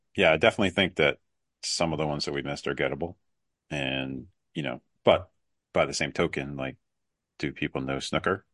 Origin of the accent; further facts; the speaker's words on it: New England, United States; also born or lived in Atlanta; I grew up here in New England, but I did move to Atlanta for five years after college